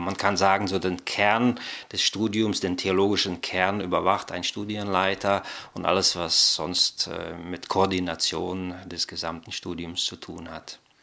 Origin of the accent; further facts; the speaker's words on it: Germany; also born or lived in Kazakhstan; Ich bin geboren in Mittelasien, in Kasachstan. Bin dann 1975 äh, mit meiner Familie nach Deutschland gekommen, habe hier normal erst die Schule besucht